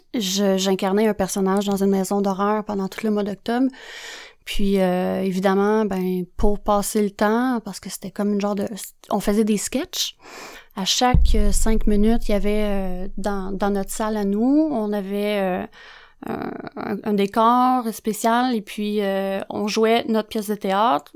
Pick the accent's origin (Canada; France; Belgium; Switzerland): Canada; Joliette, Quebec; je viens de Joliette, hein, fait que l'anglais, euh, ça faisait pas partie de mon vocabulaire